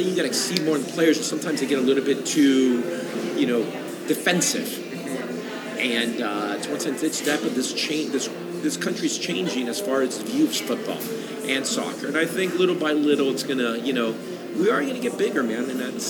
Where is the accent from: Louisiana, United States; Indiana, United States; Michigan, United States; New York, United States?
New York, United States; Queens; born there; also born or lived in Colombia; Like you said, yes, I am American. I was born in Queens. My mom, my dad being both Colombian, I actually lived a year in Colombia and spent a lot of my childhood in Colombia, my summers and all that stuff.